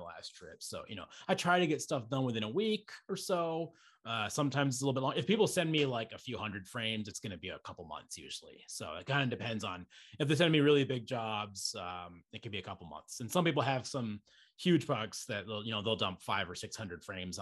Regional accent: Estes Park, Colorado, United States; where I grew up in Estes Park

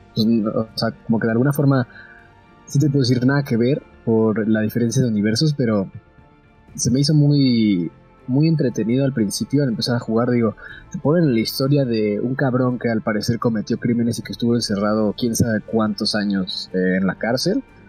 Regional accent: Mexico City, Mexico; soy de Ciudad de México, tengo 23 años

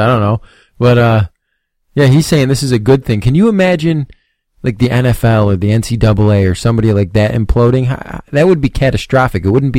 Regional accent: United States; me as an American

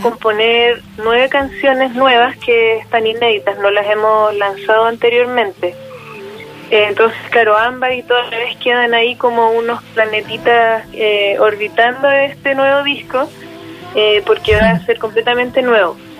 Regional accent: Chile; las personas hemos estado cambiando como chilenas, chilenas

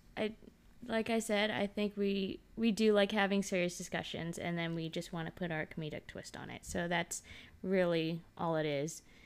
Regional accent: Dallas, Texas, United States; moved away as an adult; now in California, United States; I grew up in Texas

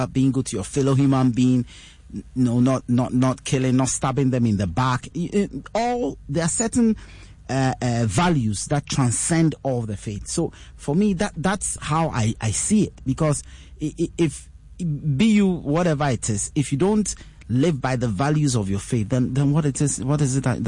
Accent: Ghana; I'm born, bred, raised, schooled, fully educated in Ghana

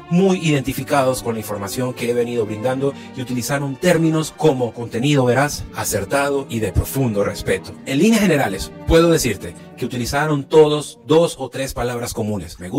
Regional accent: Venezuela; Les cuento que en mi país tuve la oportunidad de dirigir orquestas porque soy un músico que también fue formado en el Sistema Nacional de Orquestas Infantiles y Juveniles de Venezuela

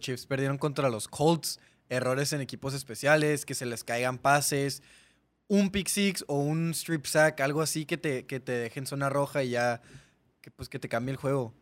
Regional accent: Mexico; Ahorita somos más españoles que mexicanos auténticos nativos

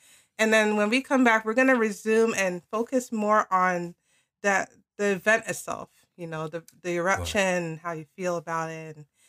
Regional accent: United States; being an American

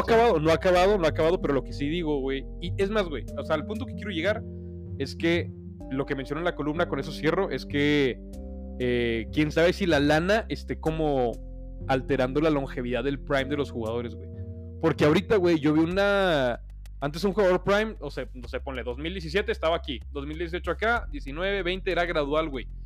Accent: Mexico; como mexicanos

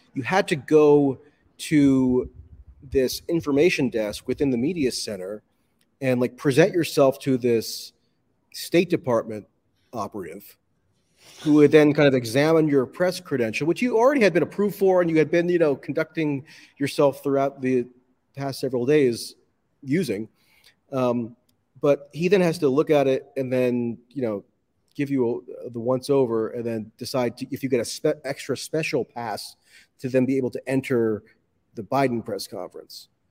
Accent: United States; as an American

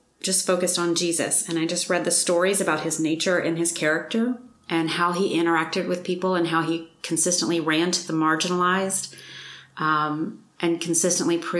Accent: Mississippi, United States; I was raised in Mississippi.

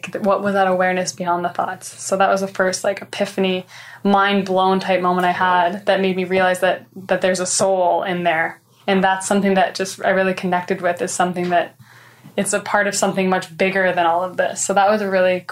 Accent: Canada; moved away as an adult; now in Toronto, Canada; I ended up moving from my hometown of Port St. John to Toronto to join the Collective Evolution team.

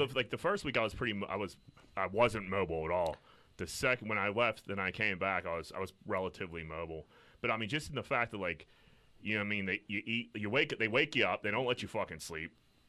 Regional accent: Pittsburgh, Pennsylvania, United States; I'm from Greenfield.

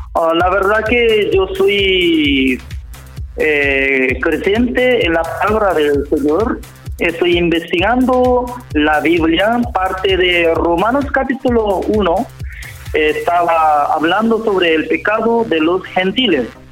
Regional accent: South Korea; Spanish is a second language; moved away as an adult; also born or lived in Jamaica / Central America / South America; now in Santiago, Chile; siendo como extranjero, siendo coreano

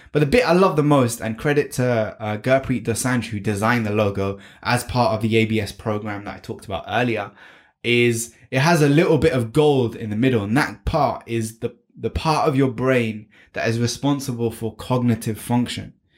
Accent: United Kingdom; I was born and brought up in the UK, and that's why I have this beautiful accent

